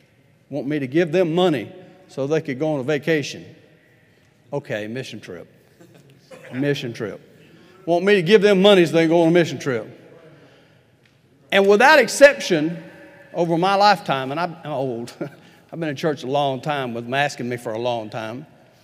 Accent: Huntsville, Alabama, United States; now in Tulsa, United States; I'm from Huntsville, Alabama. I'm tired of being from Huntsville, Alabama. I want to move.

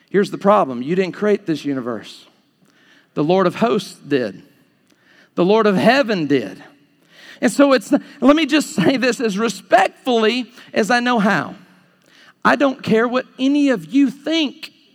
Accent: Alabama, United States; I'm from Alabama.

